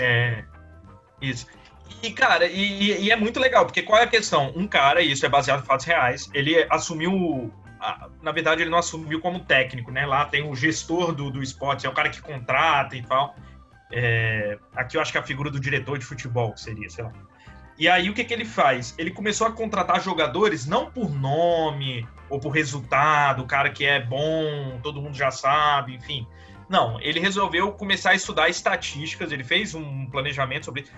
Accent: Juazeiro, Bahia, Brazil; moved away; quando eu era pequeno, eu morei na Bahia

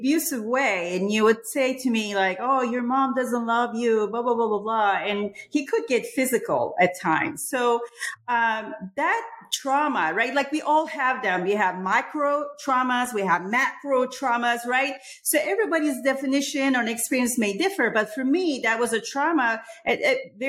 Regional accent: Istanbul, Turkey; now in United States; I grew up in Istanbul, Republic of Turkey

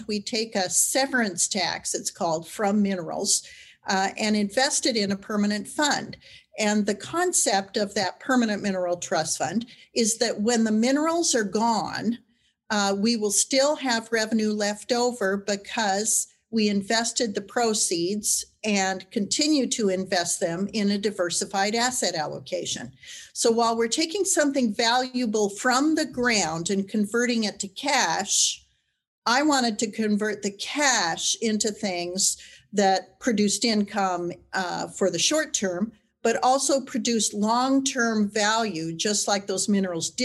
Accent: Wyoming, United States; I'm a ranch girl from Wyoming. I was born near Cheyenne and ranch there to this day

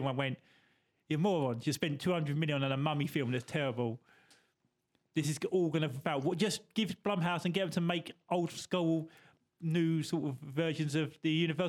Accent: England, United Kingdom; I'm not Spanish, I'm English.

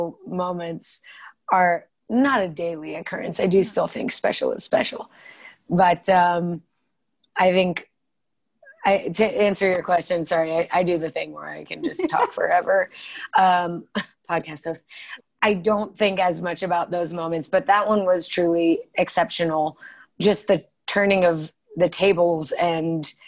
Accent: Colorado, United States; I am born and raised in Colorado

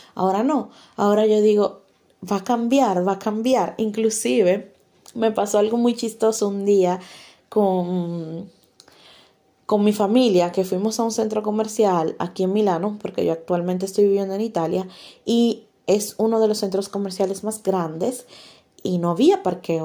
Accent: Dominican Republic; como decimos en mi país, República Dominicana

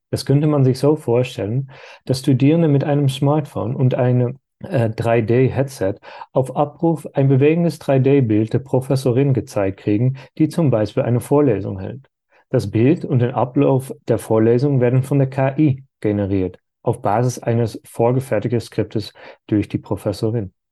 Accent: Netherlands; German is a second language; Wie Sie hören können, komme ich ursprünglich nicht aus Deutschland, sondern aus den Niederlanden, wo ich meine Bachelor- und Masterstudium Philosophie absolviert habe.

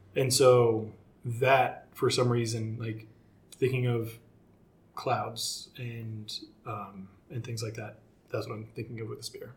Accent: Seattle, Washington, United States; I'm from Seattle

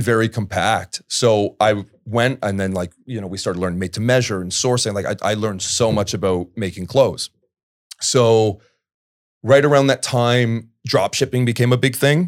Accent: Port Perry, Ontario, Canada; I'm from Port Perry, Ontario originally.

